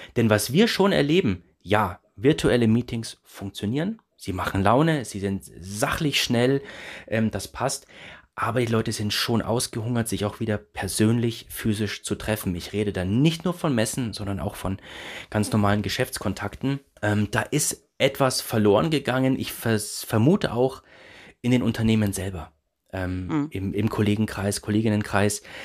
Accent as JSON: {"language": "German", "town": "Erlangen", "region": "Bavaria", "country": "Germany", "tie": "born or raised there", "said": "jetzt bin ich gebürtiger Erlanger"}